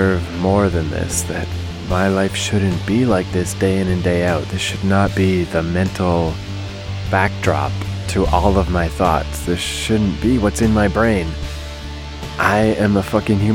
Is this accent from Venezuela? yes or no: no; Canada; now in New York, United States; Growing up in Canada